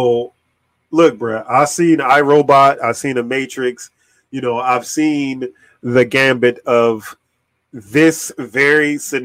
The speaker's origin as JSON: {"language": "English", "region": "Virginia", "country": "United States", "said": "we're from Virginia"}